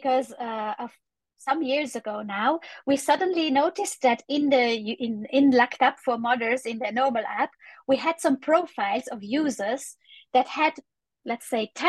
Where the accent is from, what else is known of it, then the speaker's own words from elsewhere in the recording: Italy; I'm from Italy